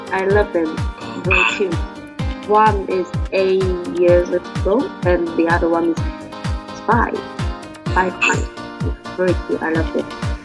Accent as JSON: {"language": "English", "town": "Leizhou", "region": "Guangdong", "country": "China", "tie": "born or raised there", "second_language": "English", "moved": "as an adult", "lives_now": "Guangzhou, China", "said": "it's 500, 500 miles, uh, no, 500 kilo, kilometers from my hometown to Guangzhou."}